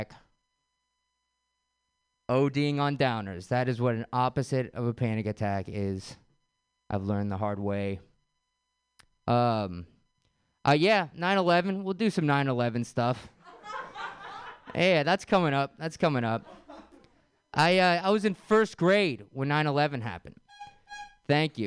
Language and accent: English; San Francisco, California, United States; Grew up, born and raised in San Francisco.